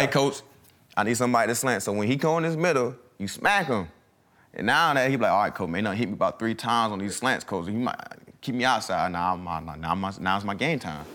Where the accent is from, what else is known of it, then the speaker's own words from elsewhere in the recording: the South, United States; moved away as an adult; also born or lived in Mississippi; now in Philadelphia, United States; I'm from the South.